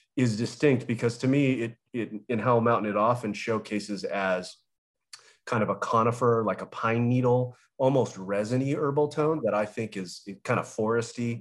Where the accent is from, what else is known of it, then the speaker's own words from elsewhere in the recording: Southern California, United States; I grew up in Southern California